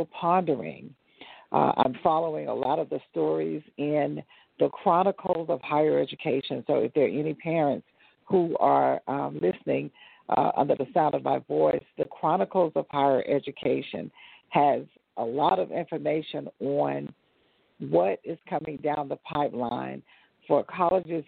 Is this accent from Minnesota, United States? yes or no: no; South Carolina, United States; now in Atlanta, United States; I'm originally from South Carolina